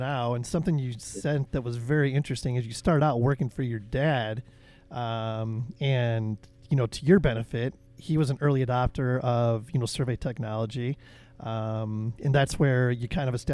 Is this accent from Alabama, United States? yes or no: no; Chicago, Illinois, United States; me being from Chicago